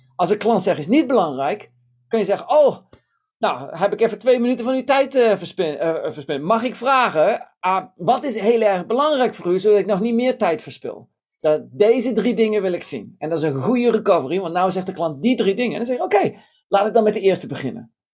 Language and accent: Dutch; Tiel, Gelderland, Netherlands; moved away; ik ben in Nederland geboren, in Tiel opgegroeid